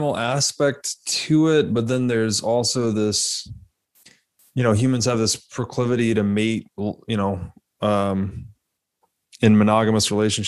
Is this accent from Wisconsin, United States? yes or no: no; Tennessee, United States; I'm from Tennessee, I think I mentioned to you, grew up in Tennessee